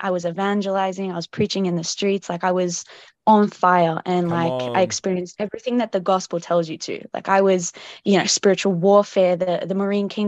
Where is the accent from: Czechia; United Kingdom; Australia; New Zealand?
Australia; Melbourne, Victoria; I'm from Australia, Melbourne